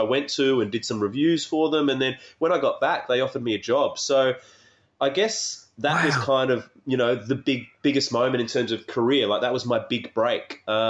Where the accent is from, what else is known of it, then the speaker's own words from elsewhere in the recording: Adelaide, South Australia, Australia; I grew up in Adelaide